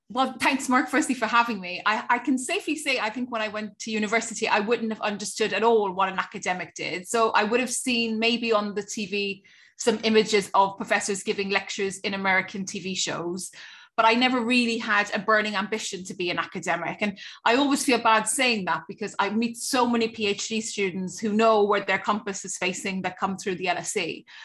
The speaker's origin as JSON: {"language": "English", "town": "Cork", "region": "Munster", "country": "Ireland", "tie": "born or raised there", "said": "stay in Cork, which is my hometown"}